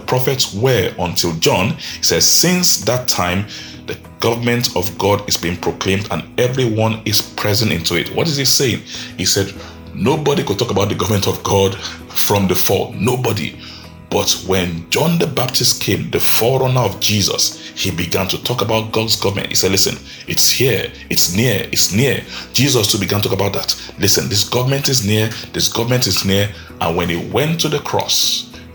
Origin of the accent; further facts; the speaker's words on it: Nigeria; I live in Nigeria, I'm a Nigerian.